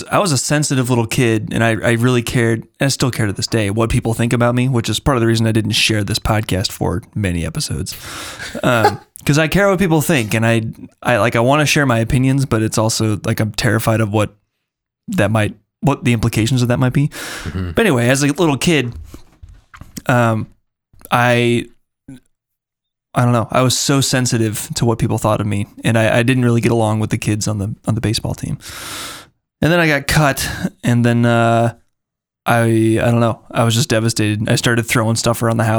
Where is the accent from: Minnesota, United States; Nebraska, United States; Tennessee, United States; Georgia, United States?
Minnesota, United States; Minneapolis; grew up in Minneapolis, it was a very competitive athletic environment